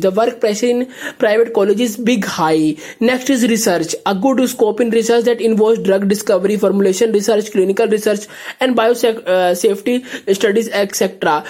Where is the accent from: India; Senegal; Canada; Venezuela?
India; I'm from India.